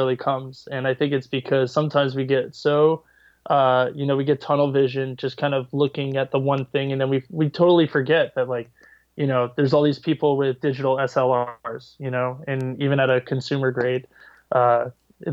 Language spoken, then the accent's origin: English; Brick, New Jersey, United States; also born or lived in Montclair, New Jersey; I grew up in Bricktown for the most part along the shore